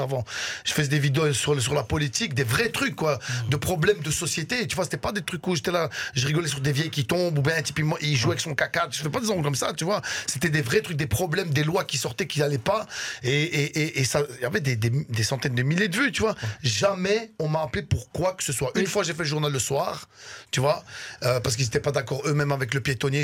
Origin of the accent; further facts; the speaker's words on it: Brussels, Brussels-Capital Region, Belgium; also born or lived in Damascus, Syria; je suis syrien. Là-bas, je suis né à Damas. Et je suis venu en, Belgique, je suis venu à Bruxelles